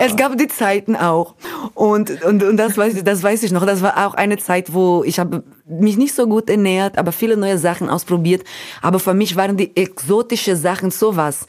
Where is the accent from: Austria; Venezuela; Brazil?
Brazil; German is a second language; moved away; ich habe Deutsch gelernt mit einem holländischen Freund von meinen Eltern in Brasilien